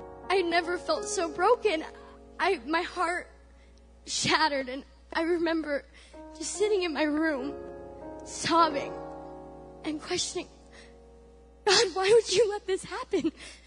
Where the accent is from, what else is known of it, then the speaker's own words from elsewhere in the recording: California, United States; moved away as an adult; now in Missouri, United States; I mean, I said I'm from California. Moving to Missouri was a big deal for me. I had to leave them and be on my own for a change.